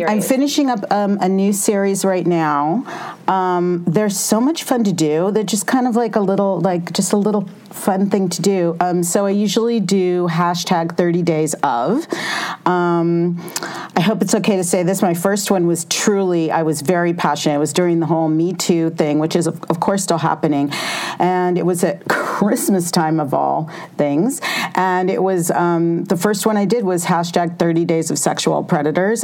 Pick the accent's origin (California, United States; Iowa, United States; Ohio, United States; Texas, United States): California, United States; growing up in California